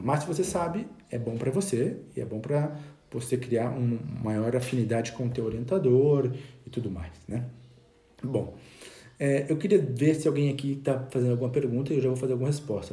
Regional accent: Brazil; moved away as an adult; now in Spain; logo que eu saí do Brasil, terminei o curso

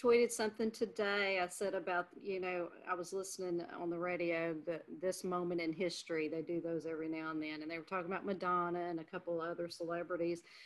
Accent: Louisiana, United States; moved away; Louisiana is my home state

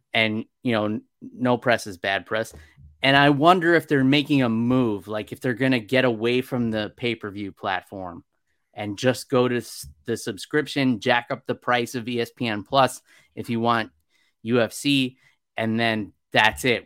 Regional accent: New York, United States; the town where I grew up in New York

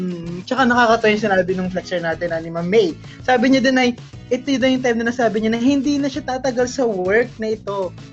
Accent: Calabarzon, Philippines; ay, 3 months din ako bago nakauwi sa amin sa Batangas.

